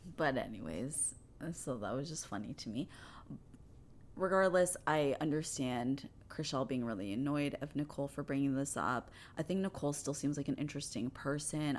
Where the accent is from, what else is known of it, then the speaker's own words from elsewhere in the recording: Canada; I'm Canadian